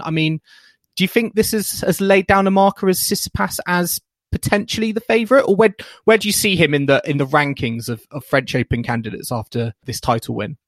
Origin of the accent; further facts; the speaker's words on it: United Kingdom; as a British tennis fan